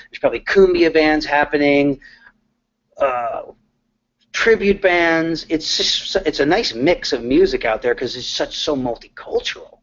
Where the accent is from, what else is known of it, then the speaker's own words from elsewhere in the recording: Connecticut, United States; now in Nashville, United States; I'm from Connecticut. I never thought that I would move to Nashville